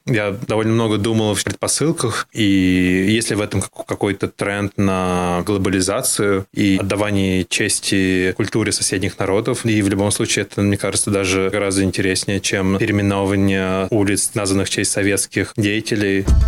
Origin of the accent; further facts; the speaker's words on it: Oral, West Kazakhstan Region, Kazakhstan; moved away as an adult; now in Russia; Я родился в Западном Казахстане, городе Уральск